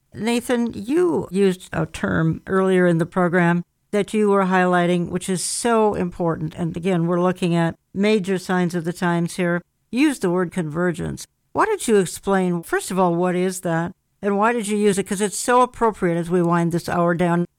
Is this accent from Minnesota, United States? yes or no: yes; Minnesota, United States; my hometown, which has become an embarrassment, Minnesota